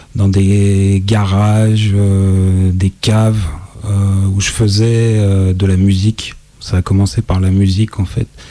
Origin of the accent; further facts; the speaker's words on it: Lyon, Auvergne-Rhône-Alpes, France; moved away as an adult; now in Marseille, France; Je suis lyonnais, voilà, j'en suis parti il y a maintenant quand même quelques temps, aux alentours de 2005